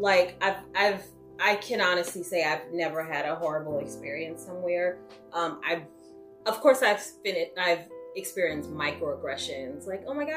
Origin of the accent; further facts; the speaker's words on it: Newark, New Jersey, United States; I'm from Newark, New Jersey, Brick City